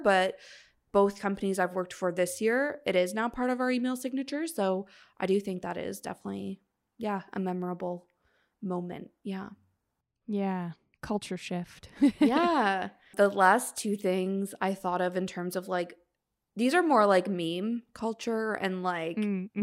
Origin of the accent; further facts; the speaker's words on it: Canada; we're Canadian